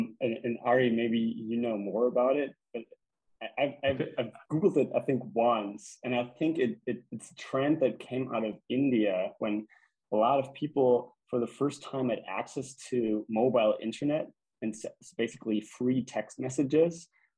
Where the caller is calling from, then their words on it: Germany; I'm calling you from Germany right now